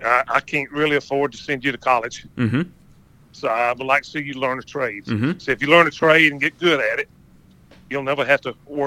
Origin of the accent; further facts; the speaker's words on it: Macon, Georgia, United States; also born or lived in Lizella, Georgia; All right. I was born and raised in Macon, Georgia.